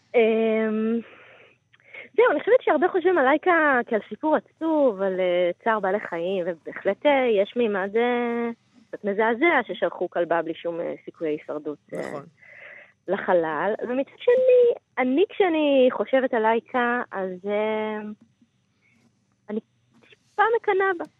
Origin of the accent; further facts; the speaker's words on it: Gan HaTikva, Central District, Israel; אני באה ממשפחה רוגנית, אה, נחמדה, מגן התקווה